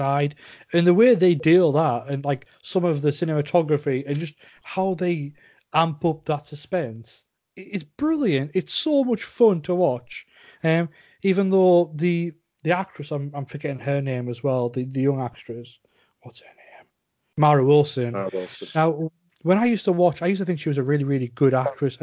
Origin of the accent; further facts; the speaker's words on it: Cumbria, North West England, United Kingdom; we're both from Cumbria